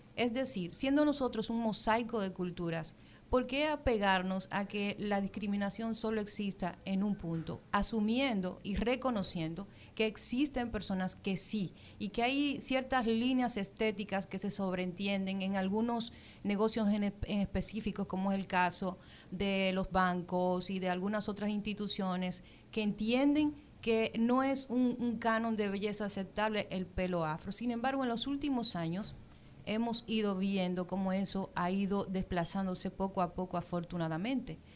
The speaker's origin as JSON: {"language": "Spanish", "country": "Dominican Republic"}